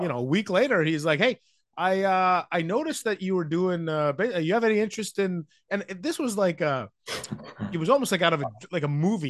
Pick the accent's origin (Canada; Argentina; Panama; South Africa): Canada; Vancouver, British Columbia; moved away as an adult; now in Ottawa, Canada; I grew up in Vancouver